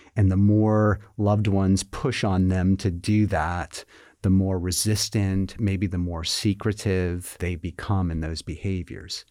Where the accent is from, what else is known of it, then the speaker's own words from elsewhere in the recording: Massachusetts, United States; moved away as an adult; now in Virginia, United States; I'm originally from Massachusetts. you know, born, bred